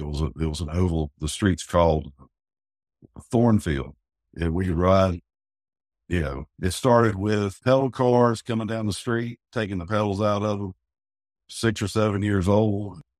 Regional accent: Winston-Salem, North Carolina, United States; Well, I grew up over in Rinalda Village, right there at Wake Forest University.

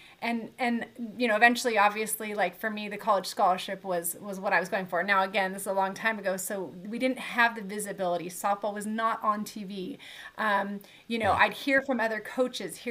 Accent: Southern California, United States; I grew up in Southern California. I actually live here now as well

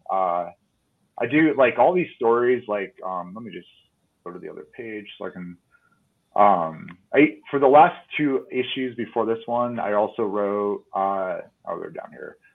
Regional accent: Connecticut, United States; now in Reno, United States; I'm actually an East Coaster. I'm originally from Connecticut, but kind of moved around a bunch.

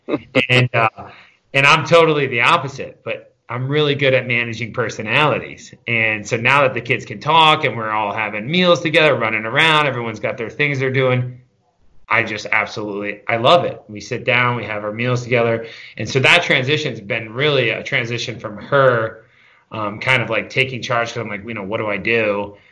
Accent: Catskill, New York, United States; I grew up in the Catskill Mountains, uh, real small town kid, uh, just outside a place, just outside of Catskill, New York.

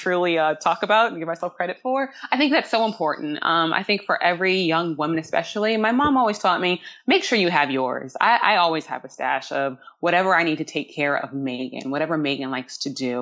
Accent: Charlottesville, Virginia, United States; moved away as an adult; also born or lived in Brooklyn, New York / Manhattan, New York; my days growing up in Charlottesville, Virginia

